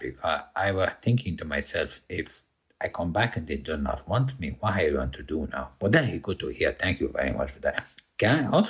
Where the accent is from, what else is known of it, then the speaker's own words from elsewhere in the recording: Brazil; born there; I go to apply and then I needed my birth certificate to say that I was born in Brazil.